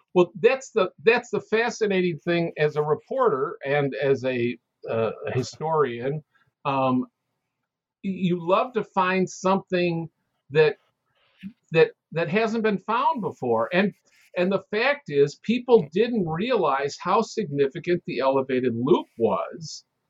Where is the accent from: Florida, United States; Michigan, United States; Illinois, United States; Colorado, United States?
Illinois, United States; Chicago; I'm born and raised in Chicago